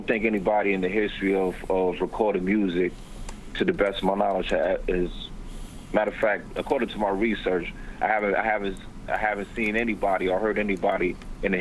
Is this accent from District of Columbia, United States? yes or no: yes; Washington, District of Columbia, United States; I'm from Washington, D.C., and I'm a writer